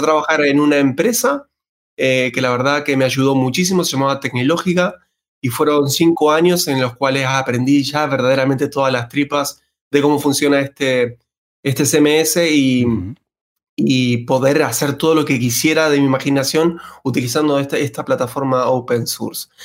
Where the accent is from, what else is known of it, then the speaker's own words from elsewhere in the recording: Argentina; moved away as an adult; now in Spain; como ya pueden escuchar mi acento, nacido en Argentina